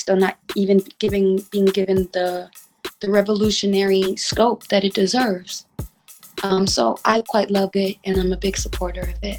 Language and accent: English; New York City, New York, United States; I was raised in Manhattan in the Bronx.